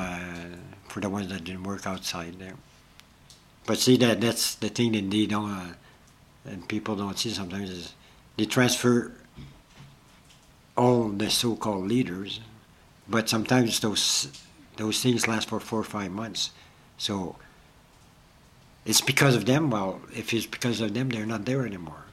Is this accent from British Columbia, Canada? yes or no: no; Ontario, Canada; I'm from Ontario